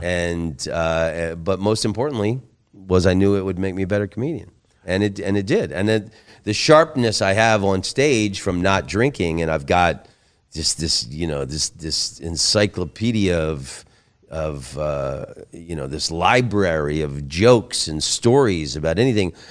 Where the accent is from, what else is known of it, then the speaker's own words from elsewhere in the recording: Oviedo, Florida, United States; moved away; my hometown of Oviedo, Florida